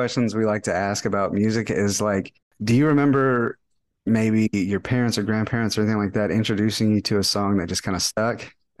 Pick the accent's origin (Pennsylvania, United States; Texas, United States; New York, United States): Texas, United States; I'm from Texas, born and raised, and the town I live in is called Longview.